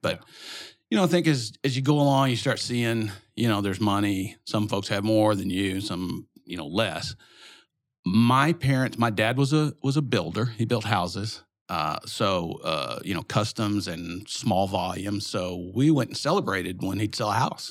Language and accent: English; Little Rock, Arkansas, United States; also born or lived in Dallas; Grew up in Little Rock